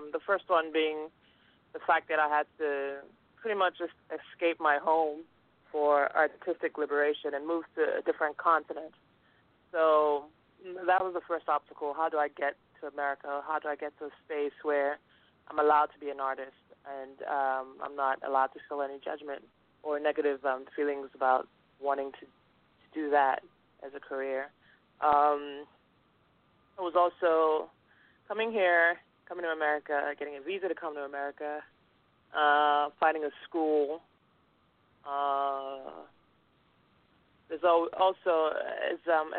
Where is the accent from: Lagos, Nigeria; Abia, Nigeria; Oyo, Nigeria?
Lagos, Nigeria; now in United States; I'm Nigerian. I grew up in Lagos